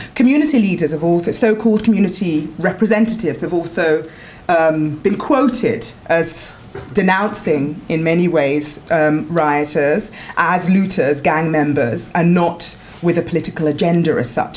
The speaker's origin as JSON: {"language": "English", "region": "London", "country": "United Kingdom", "tie": "born or raised there", "moved": "as an adult", "lives_now": "Paris, France", "said": "I am from Wood Green in North London. I grew up there, my family still live there"}